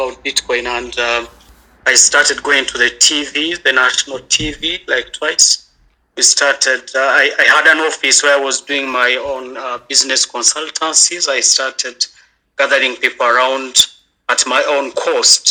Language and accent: English; Kigali, Rwanda; I'm from Kigali. I'm in Rwanda.